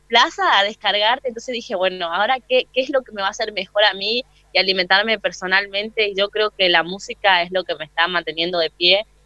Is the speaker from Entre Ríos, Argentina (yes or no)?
no; Posadas, Misiones, Argentina; moved away as an adult; now in Buenos Aires, Argentina; soy de Posadas Misiones, de la Tierra Colorada, allá en el norte de Argentina.